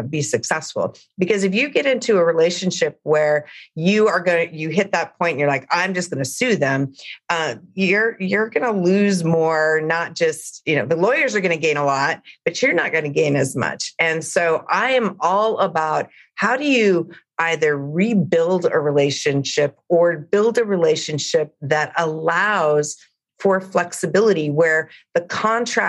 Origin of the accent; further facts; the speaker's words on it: Big Sandy, Montana, United States; now in Los Angeles, United States; I'm from Montana. I grew up in a rural community in Montana, but I live in Los Angeles